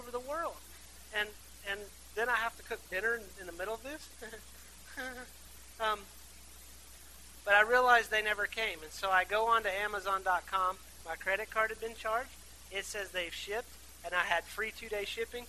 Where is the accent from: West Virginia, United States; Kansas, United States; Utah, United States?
West Virginia, United States; Athens; I grew up in Athens. It's a beautiful place. It's a small town in West Virginia